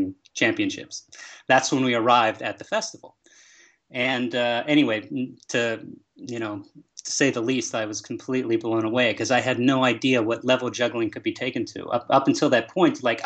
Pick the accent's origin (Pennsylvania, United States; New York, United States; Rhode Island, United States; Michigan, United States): Pennsylvania, United States; Pittsburgh; I grew up in Pittsburgh, Pennsylvania